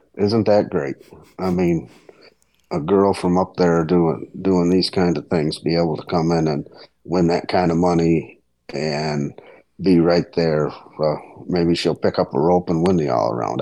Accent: Leicester, New York, United States; my hometown of Leicester, New York

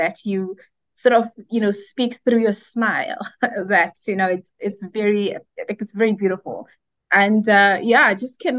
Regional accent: Johannesburg, Gauteng, South Africa; born there; also born or lived in KwaZulu-Natal; I was not born in KZN. I was born in Johannesburg, South Africa, but had to move subsequently to KZN for education.

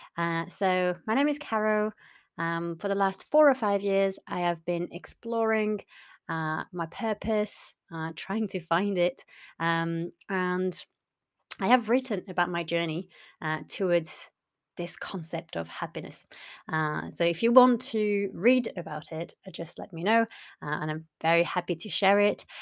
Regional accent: France; also born or lived in North West England; now in Southwest Scotland, United Kingdom; originally I'm from France

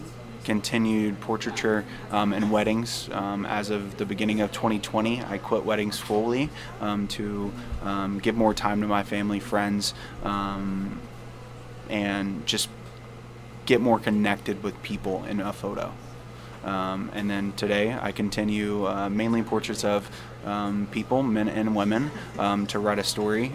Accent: Nashville, Tennessee, United States; moved away as an adult; now in Quad Cities, United States; I'm not originally from here. I'm from Nashville, Tennessee originally. Moved to the Quad Cities about 2 years ago.

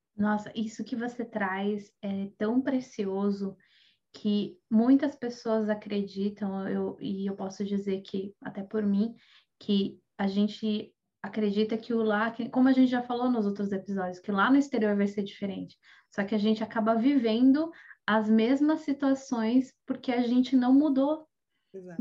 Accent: Brazil; moved away; muitos de nós que saímos do Brasil

